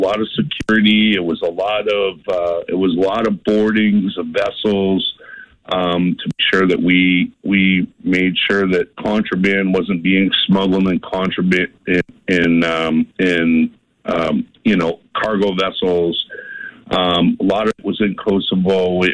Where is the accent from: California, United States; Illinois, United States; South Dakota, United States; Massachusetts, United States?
Massachusetts, United States; Boston; moved away; also born or lived in southern New Hampshire; I grew up in South Boston, as you know, and kind of grew up more in my later years into about 40 miles north in southern New Hampshire.